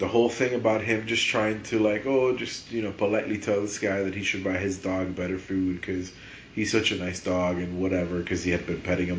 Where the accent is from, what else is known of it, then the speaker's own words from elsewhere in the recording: Miami, Florida, United States; because I'm from Miami